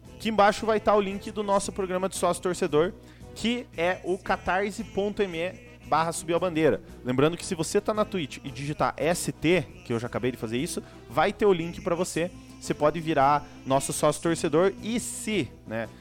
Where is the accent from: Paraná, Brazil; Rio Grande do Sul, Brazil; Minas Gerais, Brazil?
Paraná, Brazil; União da Vitória; a gente é aqui da região, né, do União da Vitória, Porto União ali